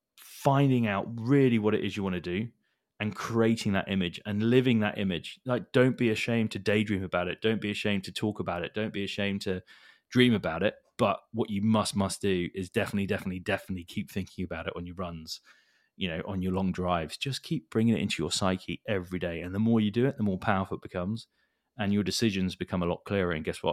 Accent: Hong Kong; And I was born in Hong Kong. So that's where I grew up. So lived in like an expat lifestyle.

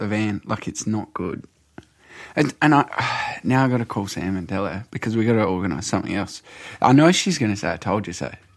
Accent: Naracoorte, South Australia, Australia; I grew up in Narracourt.

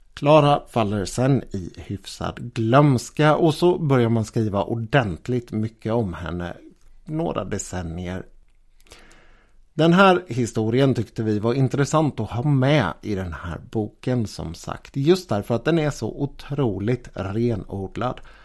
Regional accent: Gothenburg, Västra Götaland, Sweden; Det fanns här i min hemstad faktiskt en skola som hette den Storkenfeldtska

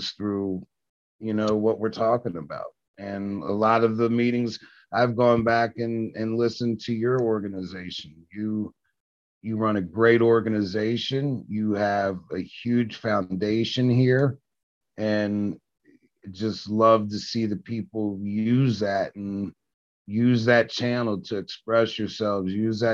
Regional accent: Washington, District of Columbia, United States; I grew up in Southeast DC

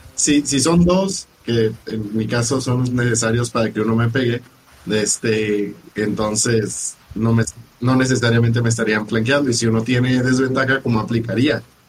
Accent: Baja California Sur, Mexico; Los Cabos, a la vuelta de la esquina de mis tierras de donde soy

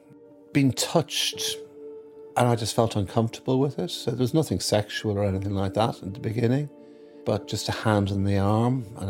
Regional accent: Blackrock, County Dublin, Ireland; now in London, United Kingdom; I'm 61 years of age, and I'm from Blackrock, County Dublin, living in London, South London.

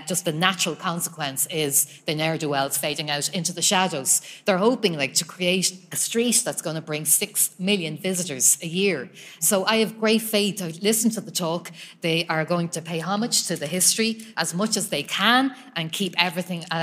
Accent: Tallaght, Leinster, Ireland; now in Drogheda, Ireland; I'm originally from Tallaght. I live in Drogheda.

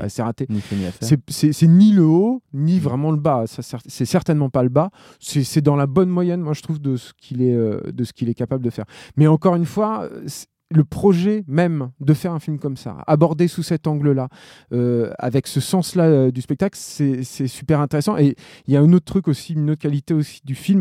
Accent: France; en tant que Français

